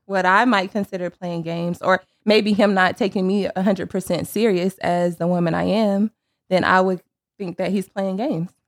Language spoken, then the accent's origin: English; Sanford, North Carolina, United States; moved away as an adult; now in Charlotte, United States; I am from Sanford, North Carolina.